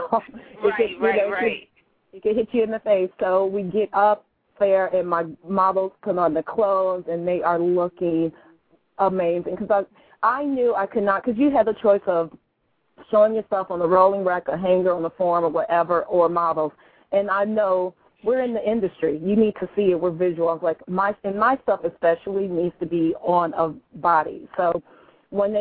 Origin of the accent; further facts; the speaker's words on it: Chicago, Illinois, United States; moved away; I am from the Chi, 312.